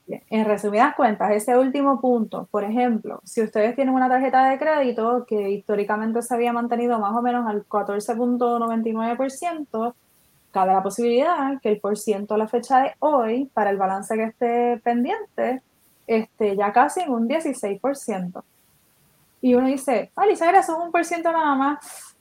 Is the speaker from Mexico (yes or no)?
no; Puerto Rico; eso que nos caracteriza como boricuas